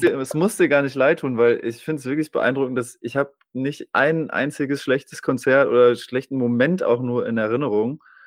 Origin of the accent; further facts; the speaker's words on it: Germany; now in Osnabrück, Germany; Ich komme ja hier aus der Gegend, ähm, ja. ich wohne in Osnabrück